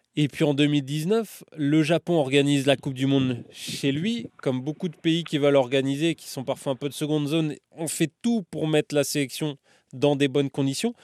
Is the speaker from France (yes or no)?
yes; France; chez nous en France